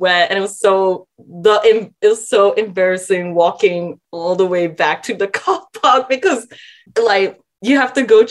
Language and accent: English; Malaysia; now in Australia; my life as a Malaysian born and raised